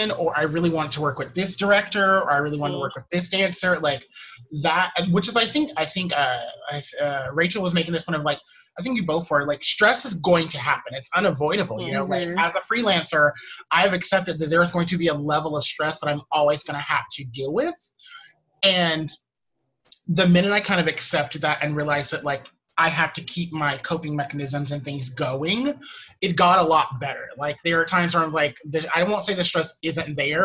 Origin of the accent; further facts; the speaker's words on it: the South, United States; now in New York City, United States; I'm from the South